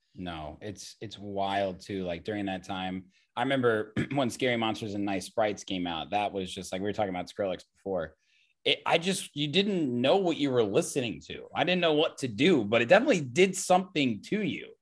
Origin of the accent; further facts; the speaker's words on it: Indiana, United States; I grew up in Indiana